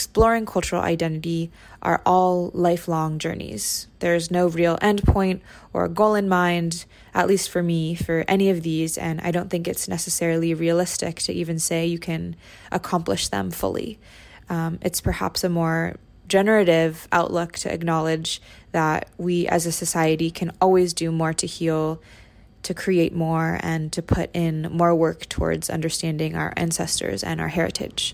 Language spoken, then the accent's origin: English; Bay Area, California, United States; I grew up in the Bay Area in a multi-generational home with my Lola